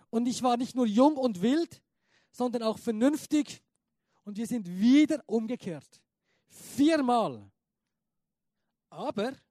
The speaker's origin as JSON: {"language": "German", "town": "Chur", "region": "Graubünden", "country": "Switzerland", "said": "Cool, Kur, ich komme aus Kur, aus dem Graubünden, ein Berner, der in Graubünden ist und jetzt Hochdeutsch spricht, wird schon gehen."}